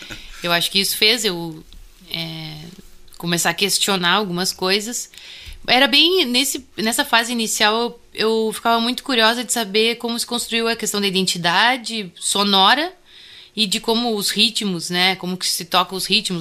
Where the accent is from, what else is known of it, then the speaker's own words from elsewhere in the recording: Bagé, Rio Grande do Sul, Brazil; accent: Bagé accent; eu sou natural de Bagé